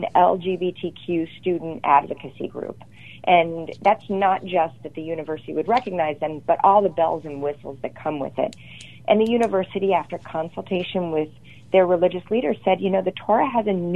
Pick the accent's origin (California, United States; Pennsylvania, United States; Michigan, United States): Michigan, United States; Holland; Holland, Michigan, my hometown